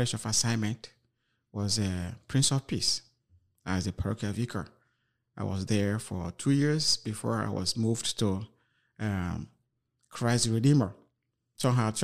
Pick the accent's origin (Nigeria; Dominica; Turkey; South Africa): Nigeria; moved away as an adult; now in Freeport, United States; Originally, I am from Nigeria